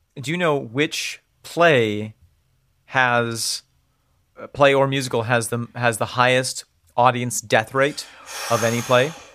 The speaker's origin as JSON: {"language": "English", "country": "United States", "said": "We're coming out as American."}